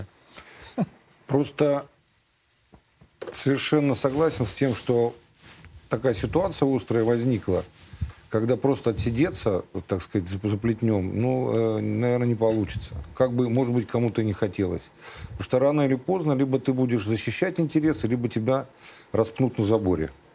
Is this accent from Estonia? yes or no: no; Bilibino, Chukotka Autonomous Okrug, Russia; moved away; also born or lived in Lithuania / Bulgaria; жили мы на Чукотке всю жизнь. Ну, долгое время, десять лет. В, так сказать, становление мое, как мальчишки, произошло на Чукотке с мужиками. В поселке Билибино строили атомную электростанцию